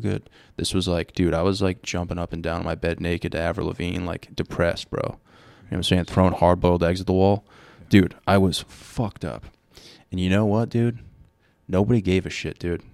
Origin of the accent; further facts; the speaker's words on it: Rhode Island, United States; we are from Rhode Island.